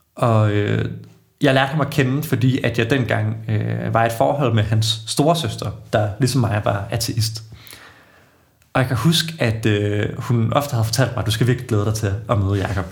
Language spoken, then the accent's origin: Danish; Odense, Southern Denmark, Denmark; moved away as an adult; now in Aarhus, Denmark; Jeg er Fynbo, født og opvokset i, i Odense